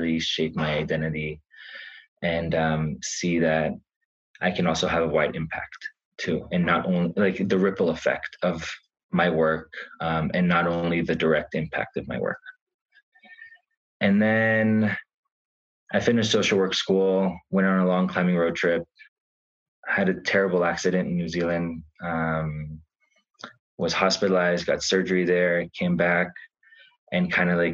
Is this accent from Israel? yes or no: yes; Israel; moved away as an adult; also born or lived in United States; now in Santa Fe, United States; So I was born in Israel, lived there for most of my life